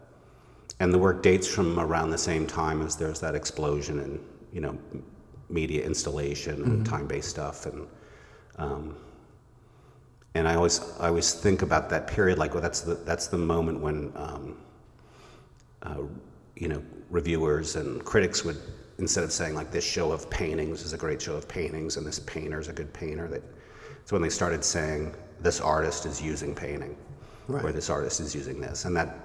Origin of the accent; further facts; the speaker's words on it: Amherst, Massachusetts, United States; now in upstate New York, United States; I grew up in Amherst, Massachusetts